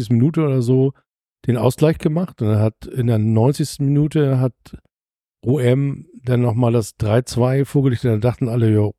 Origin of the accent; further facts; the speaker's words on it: Hamburg, Germany; Leute, ich komme zwar aus St. Pauli, ich habe das nie, aber guckt doch mal auf die andere Seite.